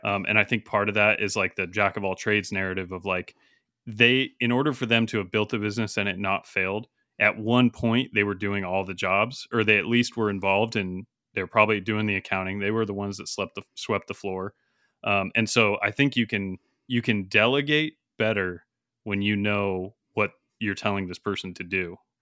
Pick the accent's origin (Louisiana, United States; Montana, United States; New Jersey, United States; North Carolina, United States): Montana, United States; a university near where I grew up in Montana, Dillon, Montana